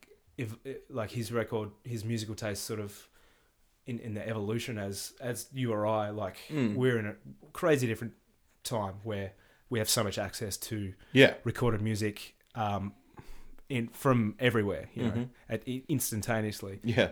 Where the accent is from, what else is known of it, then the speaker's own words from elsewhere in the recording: Hobart, Tasmania, Australia; I grew up in Hobart, Tasmania.